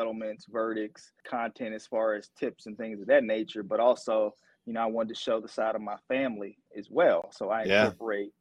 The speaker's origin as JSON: {"language": "English", "town": "Atlanta", "region": "Georgia", "country": "United States", "tie": "born or raised there", "also_born_or_lived": "Alabama / St. Louis, Missouri", "said": "Born and raised in Atlanta, Georgia"}